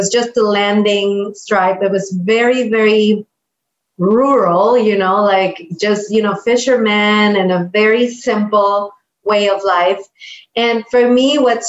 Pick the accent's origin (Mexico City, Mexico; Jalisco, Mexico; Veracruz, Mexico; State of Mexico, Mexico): Jalisco, Mexico; Puerto Vallarta; also born or lived in Guadalajara, Mexico; I was born in Guadalajara, which is very close from the Puerto Vallarta area. It's a big city. Mariachis are from Guadalajara. Tequila is from Guadalajara. So it's a very big city in terms of cultural richness for Mexico, and I was born there. And then we moved here when I was 8. So basically, I was raised in the Puerto Vallarta area